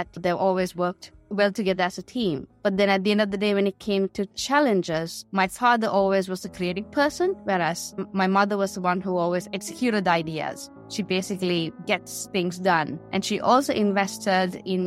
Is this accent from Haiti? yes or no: no; Colombo, Western Province, Sri Lanka; moved away as an adult; also born or lived in Australia; now in Finland; I grew up in Sri Lanka, moved to Australia to study